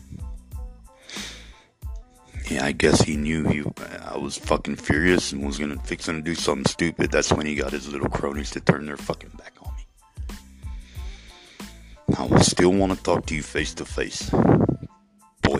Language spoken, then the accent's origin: English; Ozona, Texas, United States; my hometown